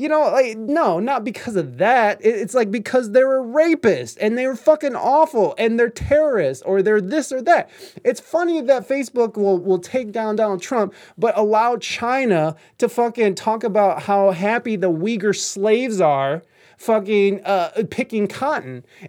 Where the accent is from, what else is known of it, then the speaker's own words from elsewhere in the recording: Canada; you fuck freedom of speech, I'm Canadian.